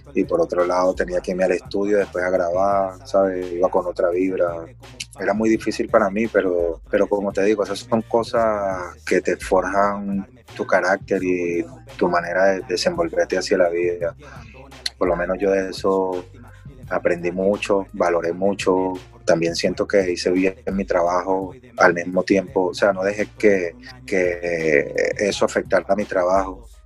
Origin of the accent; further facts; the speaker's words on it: Venezuela; soy negro, soy venezolano, soy de barrio